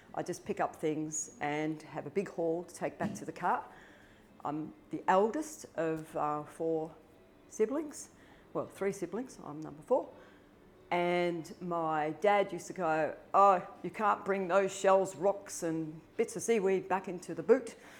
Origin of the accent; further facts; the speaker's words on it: Melbourne, Victoria, Australia; as a young girl growing up in Melbourne, which is very cold and rains a lot